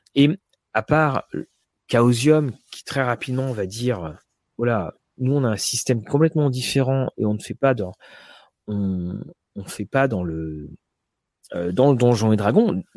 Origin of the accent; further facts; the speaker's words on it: France; nous, en tant que Français